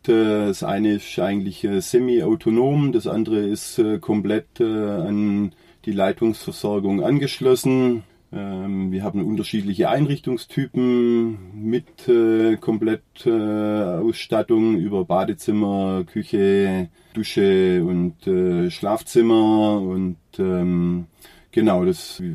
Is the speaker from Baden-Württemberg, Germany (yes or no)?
yes; Oberndorf am Neckar, Baden-Württemberg, Germany; Ich bin hier äh, am Rande des Schwarzwaldes geboren und aufgewachsen